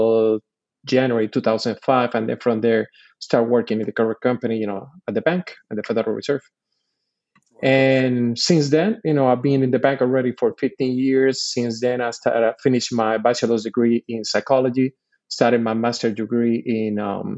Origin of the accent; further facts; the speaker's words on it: Puerto Rico; moved away as an adult; I'm born and raised in Puerto Rico. I did all my schooling from kindergarten all the way to my second year in college in Puerto Rico